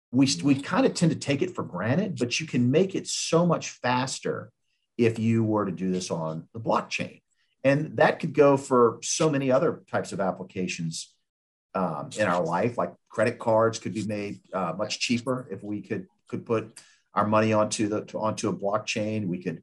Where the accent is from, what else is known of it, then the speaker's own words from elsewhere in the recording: Richmond, Virginia, United States; So my good friend who lives out in California, I grew up with him in Richmond.